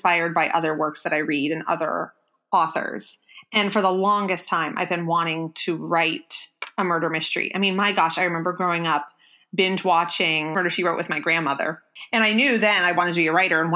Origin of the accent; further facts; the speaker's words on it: Chambersburg, Pennsylvania, United States; my hometown, which is Chambersburg, mm-hmm. Pennsylvania